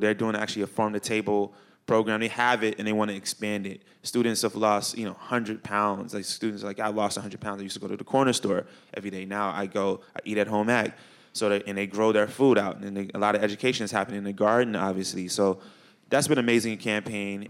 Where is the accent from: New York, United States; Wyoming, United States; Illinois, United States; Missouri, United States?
Illinois, United States; Chicago; moved away; I grew up in Chicago.